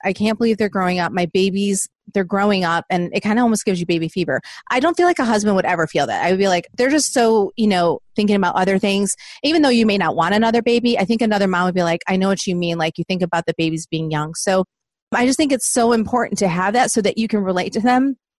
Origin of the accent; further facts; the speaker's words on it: Southeast Michigan, United States; moved away as an adult; now in Nashville, United States; I'm originally from Southeast Michigan